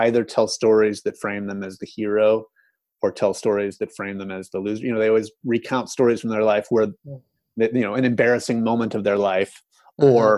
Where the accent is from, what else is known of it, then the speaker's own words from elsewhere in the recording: United States; as an American